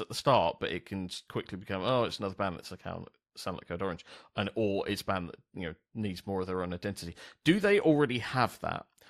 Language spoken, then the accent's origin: English; London, United Kingdom; I grew up in South East London